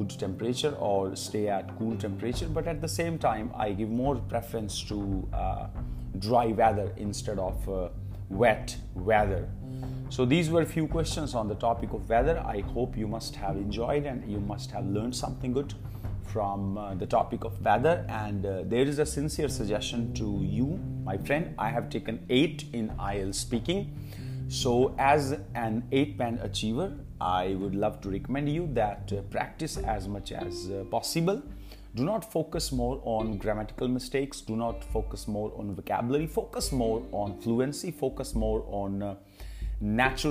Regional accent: Kurukshetra, Haryana, India; moved away as an adult; now in Pehowa, India; My hometown is Kurukshetra, but these days I am living at Pehwa

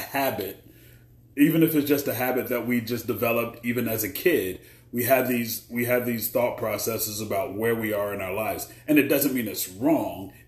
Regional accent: United States; I live in the U.S. I'm an American

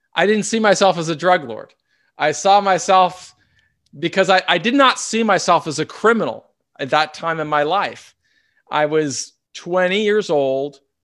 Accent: Seattle, Washington, United States; also born or lived in Southern California; So we grew up in North Seattle on the north side of Lake Washington.

